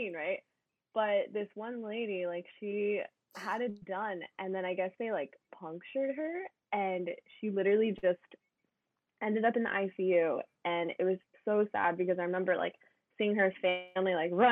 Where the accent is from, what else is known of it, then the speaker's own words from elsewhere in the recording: Coral Springs, Florida, United States; now in Miami, United States; I'm from Coral Springs, Florida